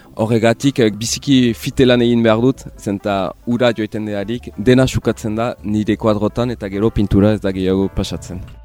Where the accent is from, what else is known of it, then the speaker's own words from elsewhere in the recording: Bayonne, Nouvelle-Aquitaine, France; Nik hemen uh, eh, baiona atipian niz, ba, euskalduna naiz ere, biziki maite dut eh, nire erria